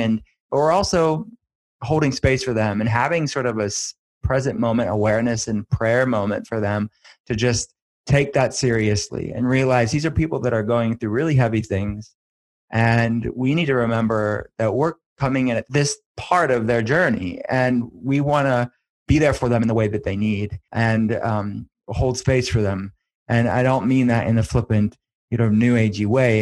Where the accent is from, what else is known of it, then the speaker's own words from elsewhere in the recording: Western Pennsylvania, United States; I'm from Western Pennsylvania